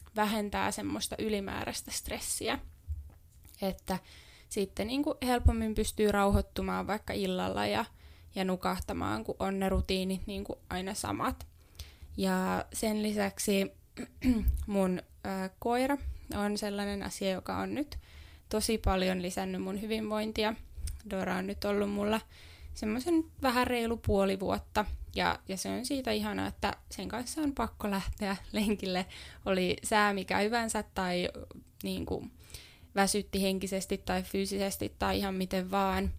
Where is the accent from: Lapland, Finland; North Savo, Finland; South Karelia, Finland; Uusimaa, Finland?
Uusimaa, Finland; Helsinki; moved away as an adult; now in Jyväskylä, Finland; Mä oon Helsingistä kotoisin ja silloin muutin ensimmäistä kertaa omilleni